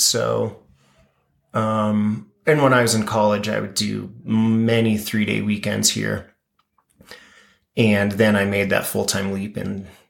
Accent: Durango, Colorado, United States; now in Telluride, United States; started with growing up in Durango, and my dad was a sign maker, so he would make handmade fancy signs. And Durango is a small town

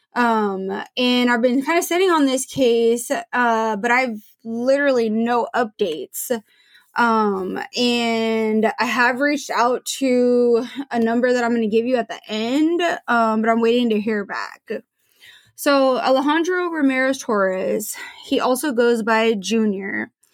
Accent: Portland, Oregon, United States; I grew up in Portland

